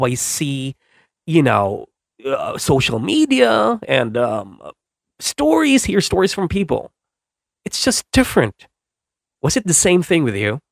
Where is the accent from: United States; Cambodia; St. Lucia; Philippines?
Philippines; I'm from the Philippines